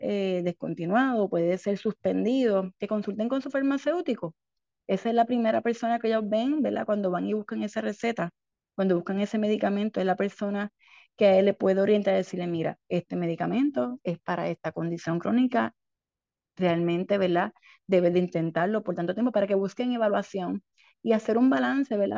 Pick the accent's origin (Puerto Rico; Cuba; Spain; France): Puerto Rico; San Germán; moved away as an adult; now in Ponce, Puerto Rico; soy natural del pueblo de San Germán y ahora soy hija ponceña porque llevo más de 20 años en Ponce